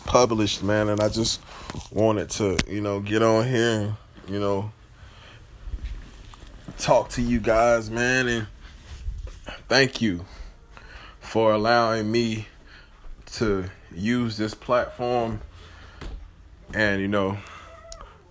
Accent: Atlanta, Georgia, United States; I'm from the South, I'm from Atlanta

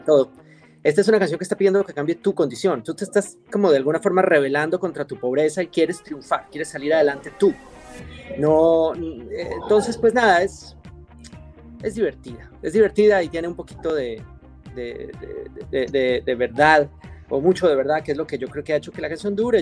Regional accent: Quito, Pichincha, Ecuador; moved away as an adult; also born or lived in Colombia / Europe / United States; now in Miami, United States; soy colombiano, crecí en Ecuador

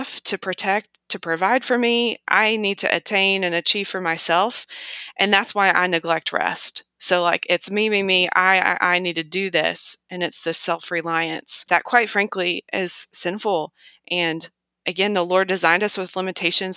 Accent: United States; as an American

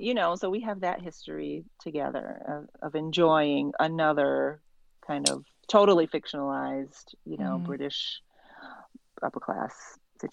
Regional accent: United States; I'm coming to this as an American

